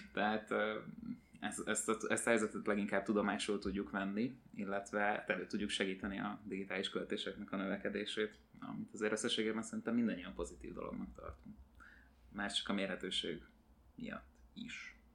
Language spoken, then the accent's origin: Hungarian; Hungary; magyar vagyok